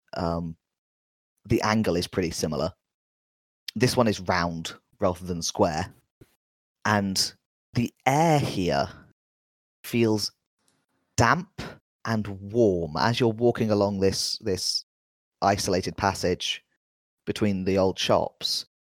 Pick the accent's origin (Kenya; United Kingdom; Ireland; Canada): United Kingdom; London; being a Londoner